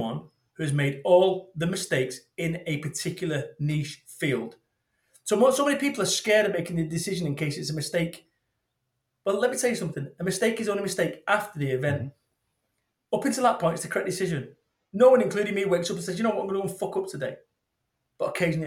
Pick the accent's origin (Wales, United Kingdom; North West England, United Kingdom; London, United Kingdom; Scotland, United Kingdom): North West England, United Kingdom; Manchester; moved away as an adult; also born or lived in Somerset; I moved away from Manchester, my home of 21 mm-hmm. years. I moved away and I moved to Somerset